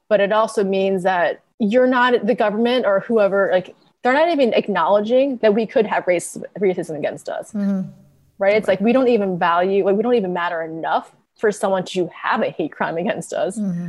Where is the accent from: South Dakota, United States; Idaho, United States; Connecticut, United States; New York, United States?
Connecticut, United States; born there; I was born in Connecticut, yeah.